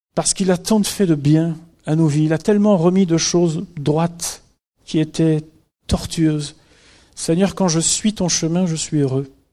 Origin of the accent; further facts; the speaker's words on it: France; chez nous en France